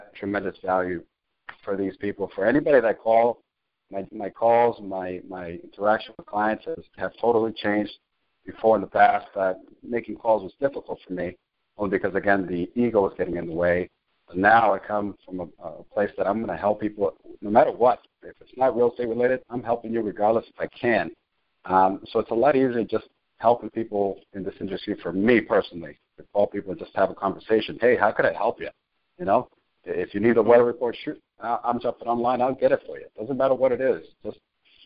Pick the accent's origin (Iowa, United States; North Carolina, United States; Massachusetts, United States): Massachusetts, United States; Cambridge; also born or lived in Chelsea, Massachusetts / Salem, Massachusetts; Boston, Massachusetts. Grew up in Cambridge, bounced around from Cambridge to Chelsea